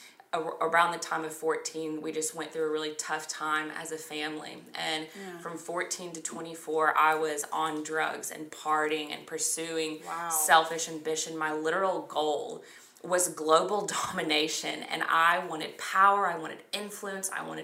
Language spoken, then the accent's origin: English; the South, United States; we grew up in the South